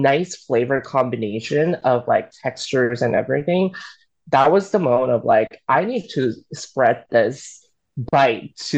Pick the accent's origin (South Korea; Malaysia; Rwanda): South Korea; also born or lived in Alabama, United States; now in United States; as a Korean immigrant